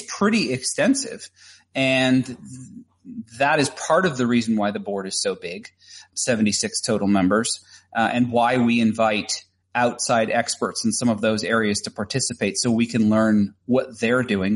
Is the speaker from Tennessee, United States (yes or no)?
yes; Tennessee, United States; also born or lived in Chattanooga, Tennessee; here in Tennessee as well, because it's my home state